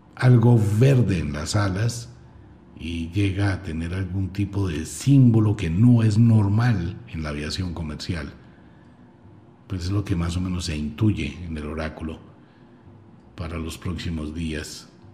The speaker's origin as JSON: {"language": "Spanish", "country": "Colombia", "said": "quiero a mi tierra con todo el alma"}